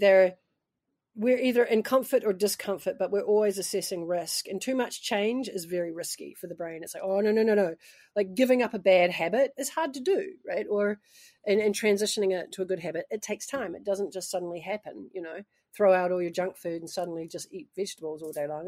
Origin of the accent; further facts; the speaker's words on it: New Zealand; moved away as an adult; also born or lived in United States; I'm actually a Kiwi